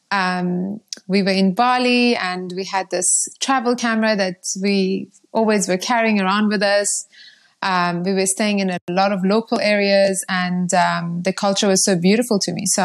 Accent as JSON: {"language": "English", "country": "Iran", "also_born_or_lived": "Zimbabwe", "moved": "yes", "said": "And um, yeah, I'm originally from Iran. Um, my family left Iran uh, over 20 years ago my dad had an opportunity in Zimbabwe and we moved there."}